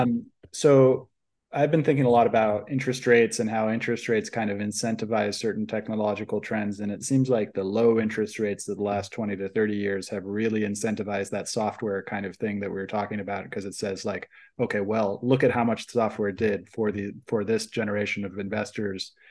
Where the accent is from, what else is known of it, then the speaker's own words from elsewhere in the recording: Silicon Valley, California, United States; I grew up in Silicon Valley in a family that does investment